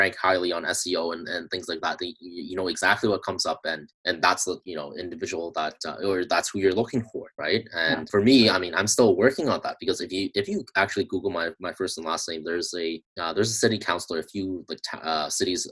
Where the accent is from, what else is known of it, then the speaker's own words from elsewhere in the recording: Canada; I'm from Canada